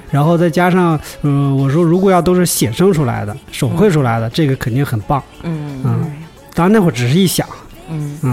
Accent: Inner Mongolia, China; moved away as an adult; also born or lived in Shanghai / Tianjin; 我是内蒙的。嗯。嗯，内蒙古的，西北

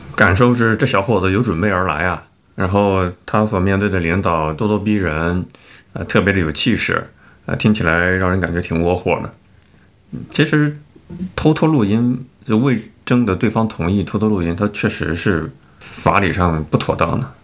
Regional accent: China; 我们是中国人，我们都会说不，不会说英语

